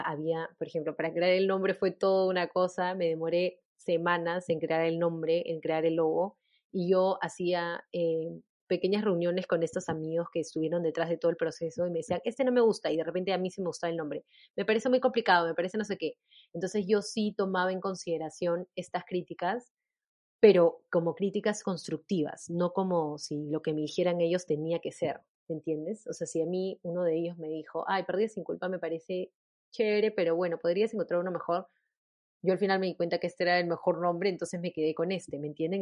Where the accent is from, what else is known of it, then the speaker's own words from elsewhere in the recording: Peru; mi país